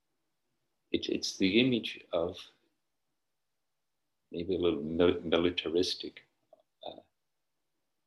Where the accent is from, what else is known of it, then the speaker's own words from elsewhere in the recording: Northern Ireland, United Kingdom; Where I grew up in Northern Ireland, when I was young, only property owners could vote